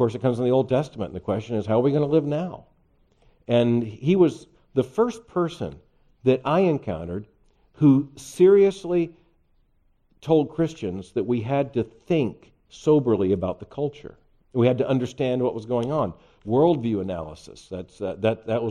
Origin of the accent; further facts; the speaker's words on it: Lakeland, Florida, United States; I was born in Lakeland, Florida, central part of the state